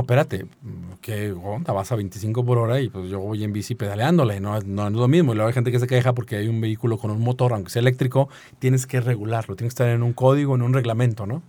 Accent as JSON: {"language": "Spanish", "region": "San Luis Potosí", "country": "Mexico"}